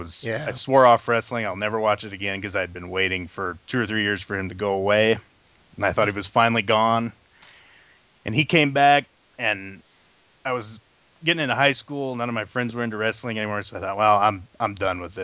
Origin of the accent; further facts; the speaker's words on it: Wichita, Kansas, United States; I'm from Wichita, Kansas, born and raised, and was born in 1978